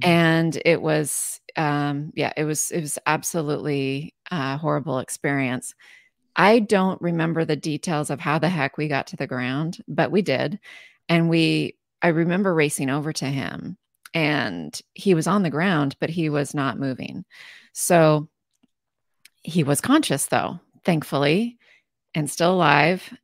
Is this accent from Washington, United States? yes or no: yes; Southeastern Washington, United States; I'm from Southeastern Washington, very uh, hot summers. It is desert. It is not like Seattle at all